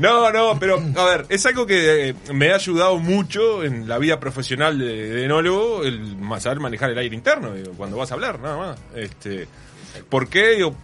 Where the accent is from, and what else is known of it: San José, Uruguay; born or raised there